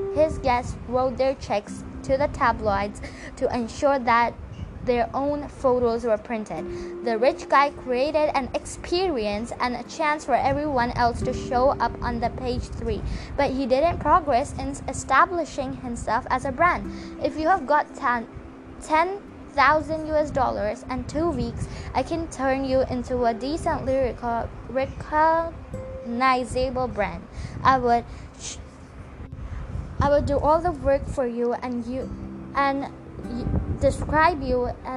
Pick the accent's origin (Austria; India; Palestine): India; I'm an Indian